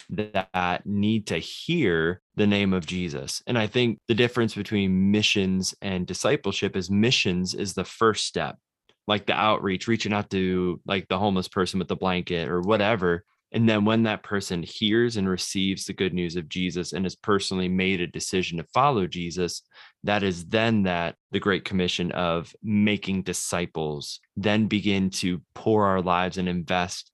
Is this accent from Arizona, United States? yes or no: no; Ohio, United States; moved away as an adult; also born or lived in Knoxville, Tennessee; now in Danville, United States; born and raised in Ohio